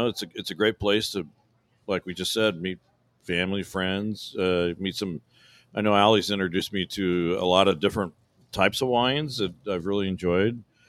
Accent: Fresno, California, United States; I'm from the Fresno area. Mm-hmm. So we both come from farming backgrounds.

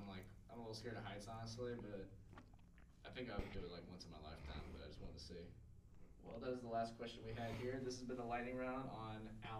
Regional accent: West Grove, Pennsylvania, United States; I'm from West Grove, PA. It's a very small, rural, basically just a bunch of suburbs, kind of connected together, out in rural PA. It's an hour and a half out from Philly.

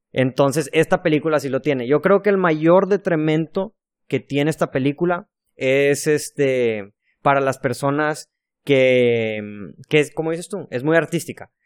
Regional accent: Monterrey, Nuevo León, Mexico; soy de Monterrey

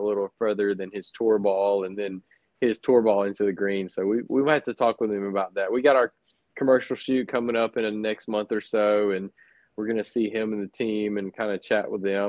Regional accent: Cottondale, Florida, United States; I grew up in the Panhandle of Florida

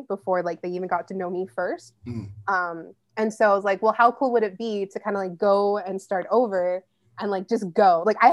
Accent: Riverside, California, United States; moved away as an adult; now in San Luis Obispo, United States; I grew up in La Sierra

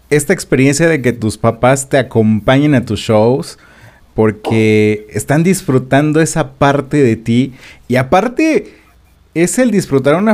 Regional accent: Mexico; lo que como sociedad mexicana tenemos, que es el rechazo sobre lo desconocido

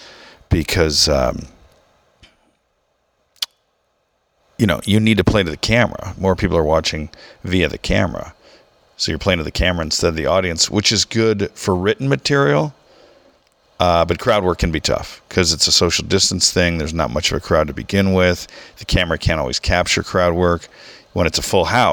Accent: Southern California, United States; also born or lived in Michigan; After we moved to Southern California

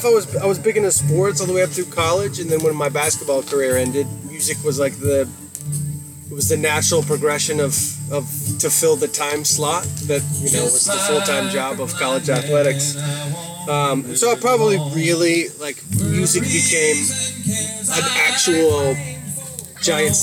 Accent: Texas, United States; moved away; I'm from Texas originally

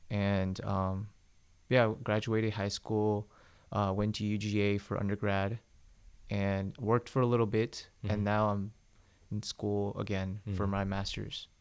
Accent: Smyrna, Georgia, United States; also born or lived in South Korea; I was born in Korea. I came to Georgia when I was 5 uh-huh. but we lived in Smyrna

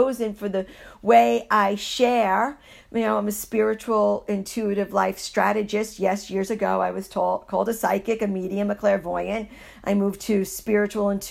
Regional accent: New York City, New York, United States; moved away; also born or lived in Iowa; I was born and raised in New York City

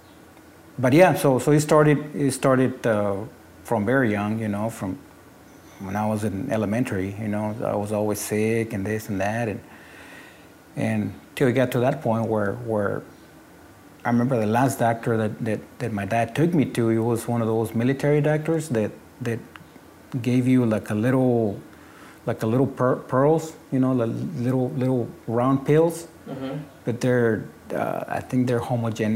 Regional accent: Mexico; English is a second language; moved away as an adult; now in United States; When I graduated from high school in Mexico, I came over here and they put me back on ninth grade

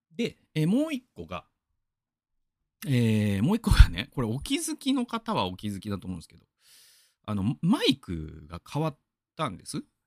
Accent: Gamagori, Aichi, Japan; 僕が出身なのは蒲郡

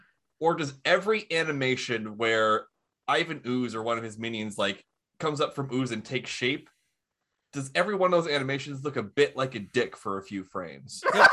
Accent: United Kingdom; because we're British.

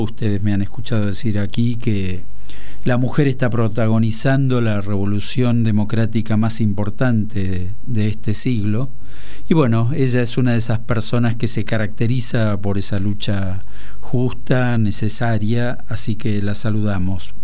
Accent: Tucumán, Argentina; also born or lived in Santa Fe; now in Buenos Aires, Argentina; soy tucumano de origen y, recalado en Buenos Aires

